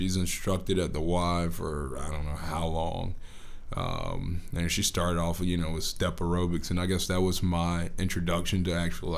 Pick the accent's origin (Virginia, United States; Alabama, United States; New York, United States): Alabama, United States; Birmingham; I'm from Birmingham. Went to Homewood High School, Homewood School System product